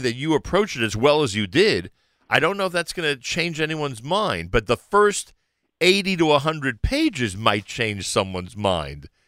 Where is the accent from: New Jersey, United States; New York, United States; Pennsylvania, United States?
New Jersey, United States; proud to be a Jersey guy